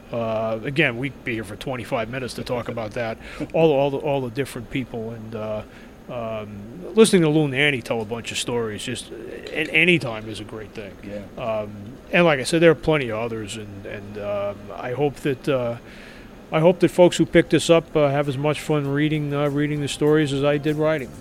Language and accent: English; New York, United States; moved away as an adult; now in Minnesota, United States; as you might be able to tell from the accent, I'm not from here. I'm originally from New York, but I've lived here for, for more than a decade